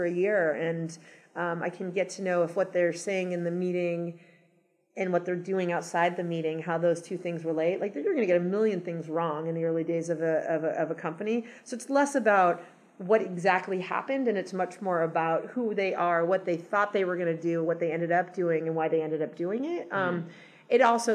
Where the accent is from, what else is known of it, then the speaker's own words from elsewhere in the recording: Los Angeles, California, United States; moved away as an adult; also born or lived in New York / Boston / San Francisco / Seattle; I grew up in Los Angeles, and then I lived in lots of other cities for 15 years, New York, Boston, San Francisco, Seattle for a short period of time